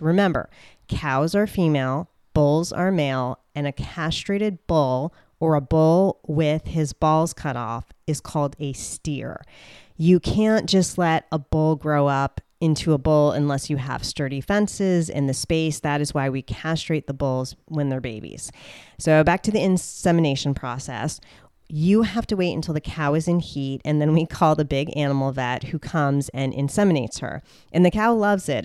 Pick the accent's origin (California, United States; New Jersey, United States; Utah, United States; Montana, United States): New Jersey, United States; moved away; I'm from the Sopranos, Jersey Shore state of New Jersey, right next to New York. And I grew up in a suburban area